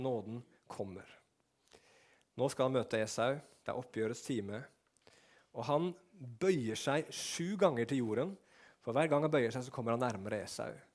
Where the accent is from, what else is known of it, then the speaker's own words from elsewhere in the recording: Norway; som nordmann som har vokst opp med eventyr og sånn